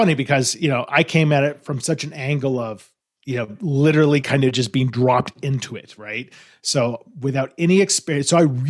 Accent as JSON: {"language": "English", "town": "Los Angeles", "region": "California", "country": "United States", "tie": "born or raised there", "said": "I grew up in Los Angeles and I went to school in New York and I studied hotel administration."}